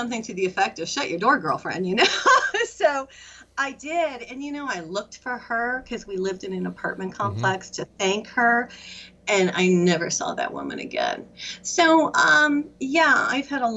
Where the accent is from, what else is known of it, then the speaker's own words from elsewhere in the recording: Michigan, United States; moved away; I'm from Michigan originally